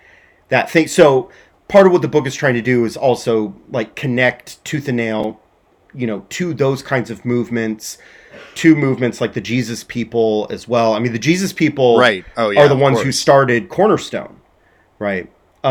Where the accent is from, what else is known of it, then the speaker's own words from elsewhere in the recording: Southern California, United States; I grew up in Southern California.